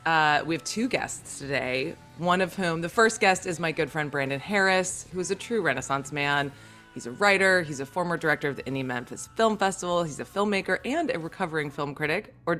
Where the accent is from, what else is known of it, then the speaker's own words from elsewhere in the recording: St. Croix, U.S. Virgin Islands; a fellow Caribbean native like me. I'm from St. Croix.